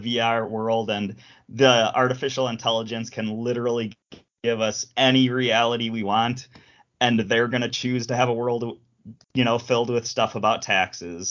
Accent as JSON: {"language": "English", "town": "Chicago", "region": "Illinois", "country": "United States", "said": "I'm a Chicagoan"}